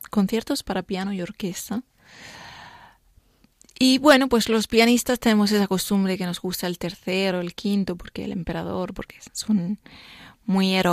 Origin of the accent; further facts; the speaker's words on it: Spain; Sí, yo soy española.